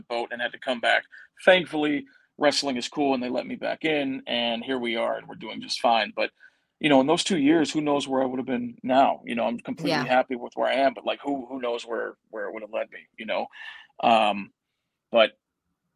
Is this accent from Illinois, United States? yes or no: yes; Chicago, Illinois, United States; my hometown of Chicago.